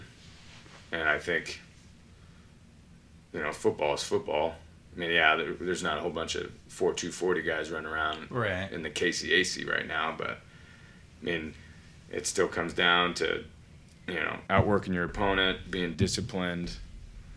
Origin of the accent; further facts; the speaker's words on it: Colorado, United States; moved away; I grew up in Colorado.